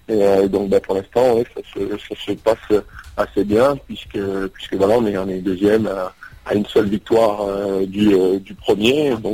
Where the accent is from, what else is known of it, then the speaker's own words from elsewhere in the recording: Bordeaux, Nouvelle-Aquitaine, France; now in Charlotte, United States; Alors bonjour … je viens de Bordeaux.